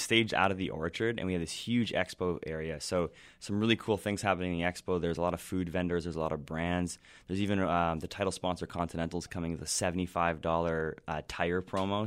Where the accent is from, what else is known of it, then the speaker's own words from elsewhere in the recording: Ontario, Canada; moved away; also born or lived in western Canada; I grew up in Ontario